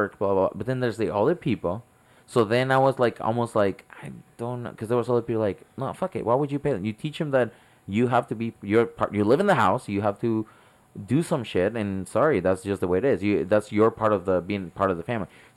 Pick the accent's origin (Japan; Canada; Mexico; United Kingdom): Mexico; moved away; I grew up in Mexico, and 90% of the movies we watch have subtitles